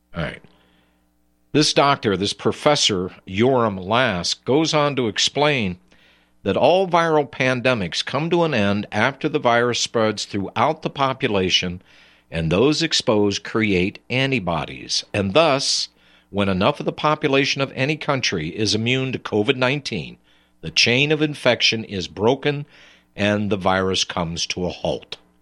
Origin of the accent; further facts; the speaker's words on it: United States; I'm an American. Here we speak English